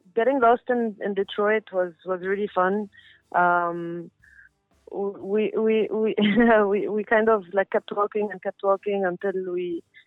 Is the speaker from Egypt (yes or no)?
yes; Cairo, Cairo Governorate, Egypt; I'm a musician from Cairo, where I grew up